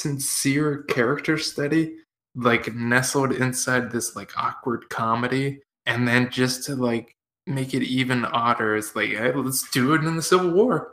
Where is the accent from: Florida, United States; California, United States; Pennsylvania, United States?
Pennsylvania, United States; Growing up near Gettysburg